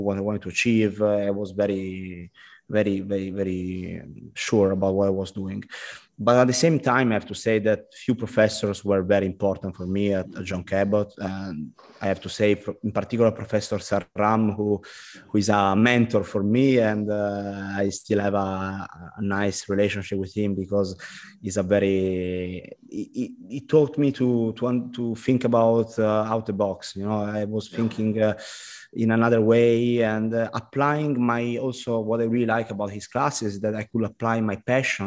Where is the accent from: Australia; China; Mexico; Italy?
Italy; Milan, Lombardy; English is a second language; also born or lived in United States; I went back to the high school in Italy